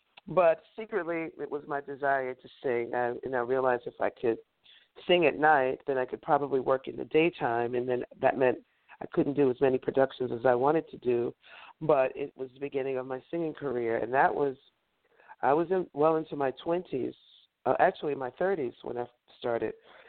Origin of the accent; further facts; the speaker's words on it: North Carolina, United States; also born or lived in New York City; Well, I was born here in New York City. My father was a New Yorker. My mother was a Southerner. And, you know, they had their divorce. We moved, my mother and my brothers and I moved to North Carolina with her parents.